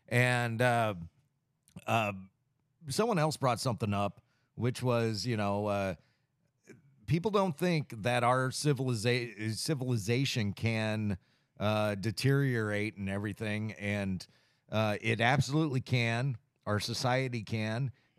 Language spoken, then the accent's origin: English; United States; I go back to being a constitutionalist, and I'm an American.